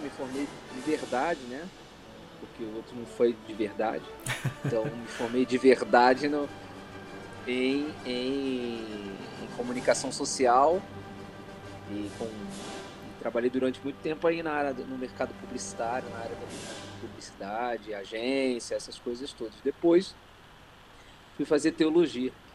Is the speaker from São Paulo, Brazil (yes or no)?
no; Rio de Janeiro, Brazil; Carioca. Carioca da Gema. Nasci no Rio mesmo, não é interior, não é Rio Estado, é capital mesmo.